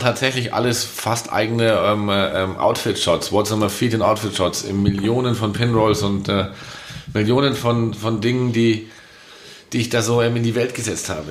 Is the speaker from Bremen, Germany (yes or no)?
no; Munich, Bavaria, Germany; bei uns in München